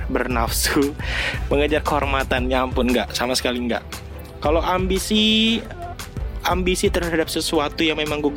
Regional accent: Jakarta, Indonesia; born there; Karena nyokap gue itu orang Bandung. Gitu. Dan gue lahir di Jakarta.

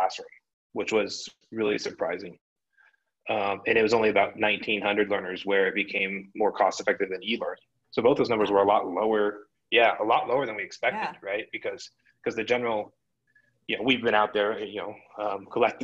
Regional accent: Boulder, Colorado, United States; moved away; I grew up in Boulder

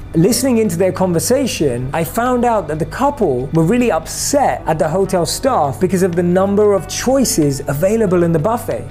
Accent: London, United Kingdom; Growing up in London

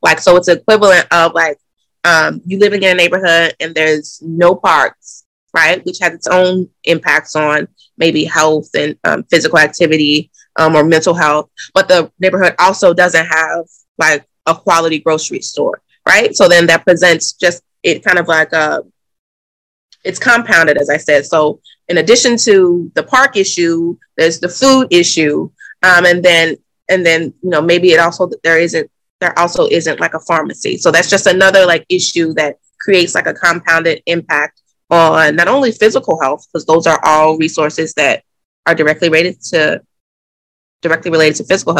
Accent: the South, United States; now in Boston, United States; And I'm also from the South and I care about, you know, urban cities in the South.

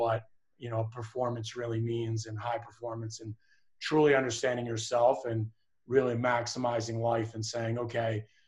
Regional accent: Philadelphia, Pennsylvania, United States; grew up in Philadelphia, so it was kind of interesting growing up there

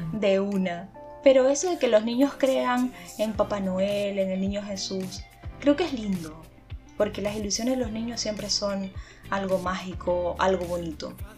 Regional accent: Venezuela; nosotros como venezolanos

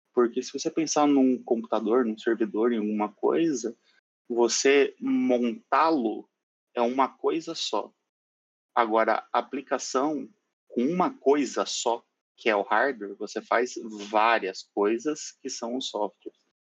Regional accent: São Paulo, Brazil; now in Curitiba, Brazil; E sou de São Paulo, moro em Curitiba

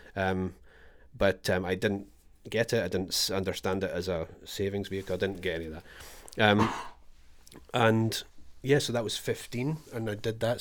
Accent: Scotland, United Kingdom; moved away as an adult; now in Australia; I am Scottish

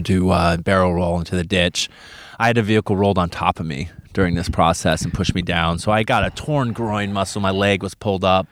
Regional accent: Wichita, Kansas, United States; moved away as an adult; Came from Wichita, Kansas. That's where I was born and raised.

